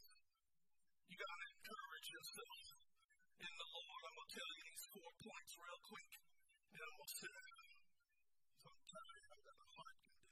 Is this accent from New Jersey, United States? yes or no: yes; Bridgeton, New Jersey, United States; When I was growing up in Bethany Seventh-day Adventist Church in Bridgeton, New Jersey